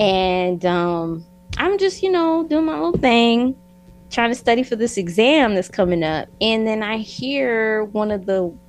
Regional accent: New York, United States; also born or lived in Newark, New Jersey / Florida / Idaho; now in Utah, United States; and I am originally from New York. I was born in Newark, New Jersey. You know, I kind of hopped around like to different states. I lived in Florida, and then I moved to Idaho, and then I landed in Utah

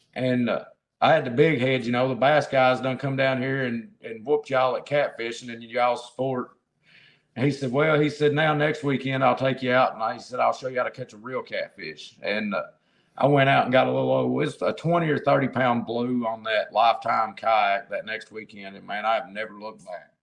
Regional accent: Central Kentucky, United States; I am from Central Kentucky. Is the easiest way to put that. I'm outside of Lexington

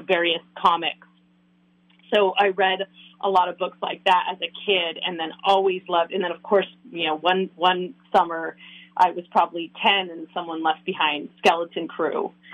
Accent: San Francisco Bay Area, California, United States; moved away as an adult; now in Minnesota, United States; I grew up in California um, in the San Francisco Bay Area and lived there until about six or seven years ago when I sort of randomly relocated

